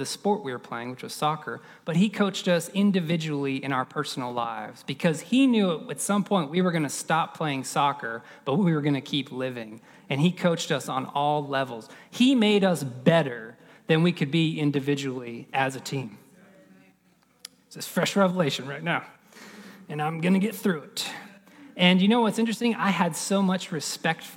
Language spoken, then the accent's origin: English; Florida, United States; I grew up in Florida